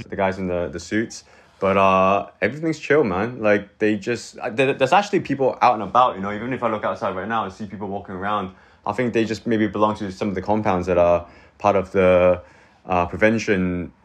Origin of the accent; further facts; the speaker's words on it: Hong Kong; moved away as an adult; also born or lived in Manchester, United Kingdom / Vancouver, Canada / India; now in Shanghai, China; born and raised in Hong Kong till I was 18.